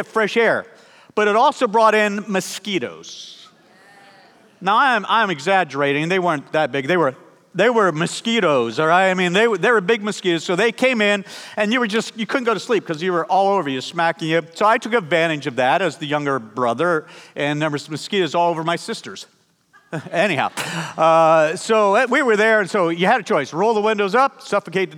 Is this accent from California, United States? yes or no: no; Pennsylvania, United States; we grew up in Pennsylvania